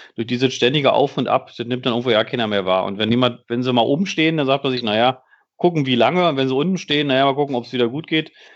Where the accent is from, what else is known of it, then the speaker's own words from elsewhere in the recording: Berlin, Germany; now in Bielefeld, Germany; als Berliner